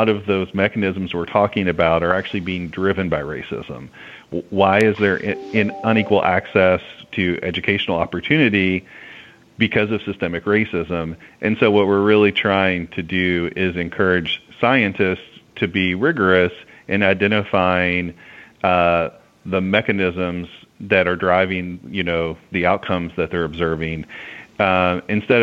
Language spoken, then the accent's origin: English; the South, United States; I'm from the South